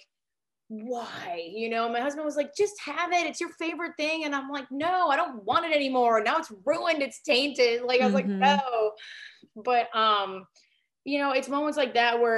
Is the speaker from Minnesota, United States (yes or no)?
yes; Northern Minnesota, United States; moved away; I'm from originally from Northern Minnesota